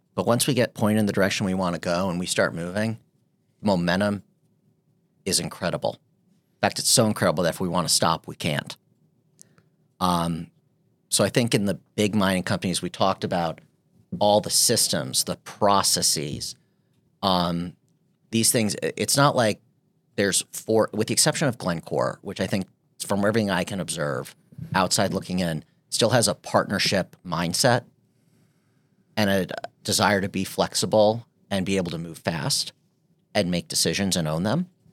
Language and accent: English; United States